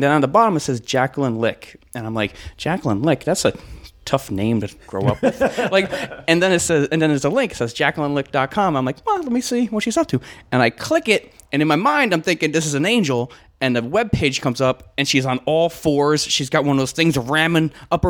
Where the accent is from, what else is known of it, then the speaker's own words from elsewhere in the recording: New York, United States; also born or lived in Astoria; now in California, United States; I grew up in New York